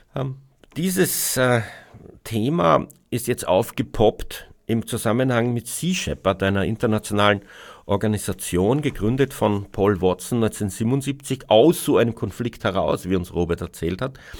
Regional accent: Austria; bei uns in Österreich

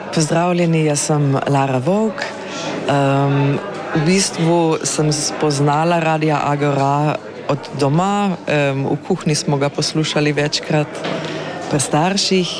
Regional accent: Carinthia, Austria; moved away as an adult; now in Ljubljana, Slovenia

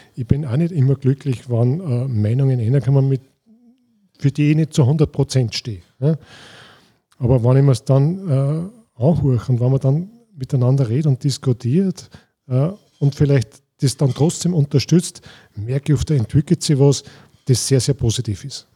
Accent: Scharnstein, Upper Austria, Austria; bei uns in Scharnstein

